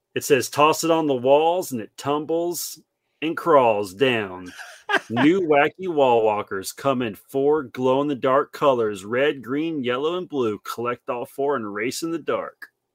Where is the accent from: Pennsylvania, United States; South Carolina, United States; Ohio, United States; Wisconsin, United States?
South Carolina, United States; house I grew up in here in South Carolina.